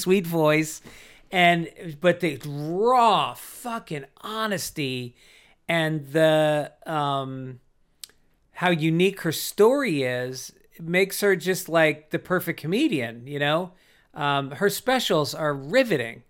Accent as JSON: {"language": "English", "town": "New York City", "region": "New York", "country": "United States", "said": "I'm from New York"}